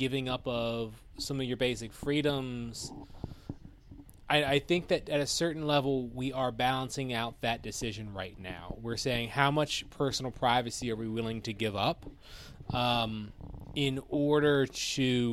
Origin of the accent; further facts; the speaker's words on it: United States; we as American people